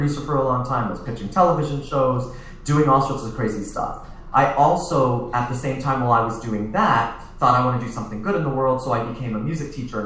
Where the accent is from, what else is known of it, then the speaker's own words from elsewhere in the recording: Toronto, Ontario, Canada; I'm originally from Toronto